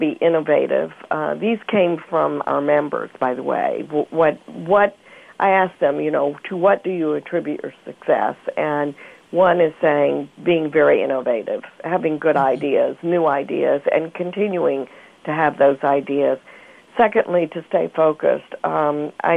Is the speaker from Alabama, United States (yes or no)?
yes; Mobile, Alabama, United States; I grew up in Mobile, Alabama